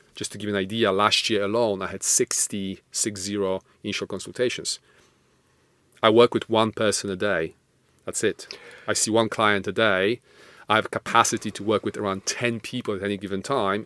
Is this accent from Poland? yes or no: yes; Poland; moved away; I'm Polish, not Russian